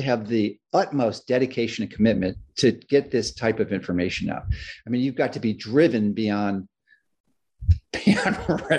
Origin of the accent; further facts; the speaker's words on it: Chicago, Illinois, United States; I grew up in Chicago, and I love Florida beyond what you can possibly imagine.